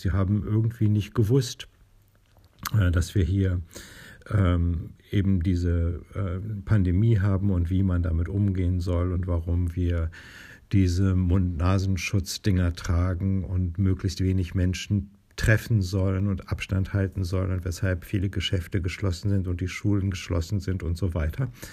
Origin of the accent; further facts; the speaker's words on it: Northern Germany, Germany; hier bei uns in Norddeutschland